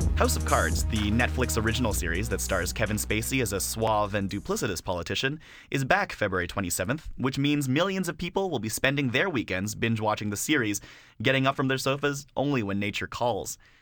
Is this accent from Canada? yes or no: yes; Canada; being a Canadian rap fan